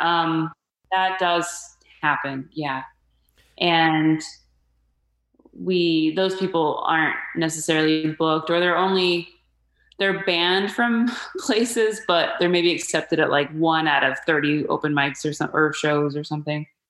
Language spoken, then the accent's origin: English; Phoenix, Arizona, United States; moved away as an adult; also born or lived in Mesa, Arizona; now in Los Angeles, United States; my hometown of Phoenix, Arizona